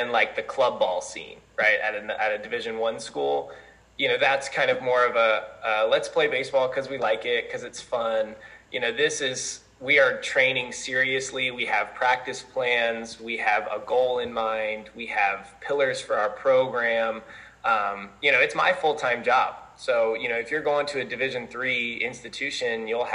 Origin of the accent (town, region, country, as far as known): Colorado, United States; born or raised there; moved away as an adult; now in Mount Vernon, United States